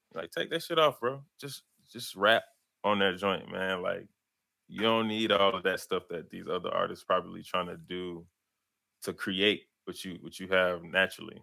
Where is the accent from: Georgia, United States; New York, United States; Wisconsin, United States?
Georgia, United States; Atlanta; born or raised there